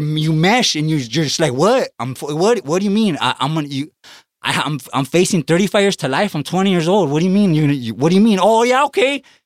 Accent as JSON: {"language": "English", "town": "Los Angeles", "region": "California", "country": "United States", "tie": "born or raised there", "said": "growing up in East Los Angeles"}